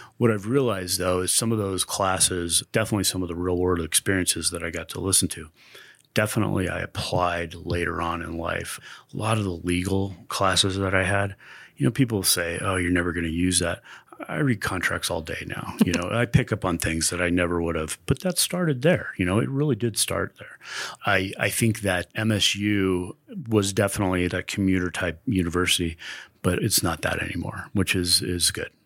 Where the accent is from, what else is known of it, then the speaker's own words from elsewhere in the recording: Westminster, Colorado, United States; also born or lived in Denver; Lived in Denver all my life, really Westminster is where I grew up.